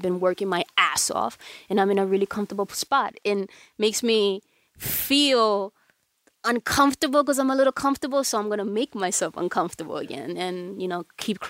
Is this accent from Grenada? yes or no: no; Dominican Republic; They all think I'm black, which I, you know, I'm obviously Dominican, so I'm partly black.